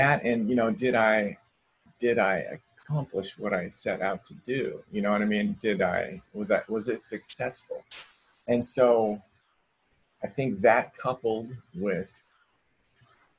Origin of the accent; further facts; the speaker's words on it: Salem, United States; moved away as an adult; also born or lived in Reno; now in Los Angeles, United States; I moved away from Salem, where I'm from, to Reno for 4 years, and then I moved to LA for 7.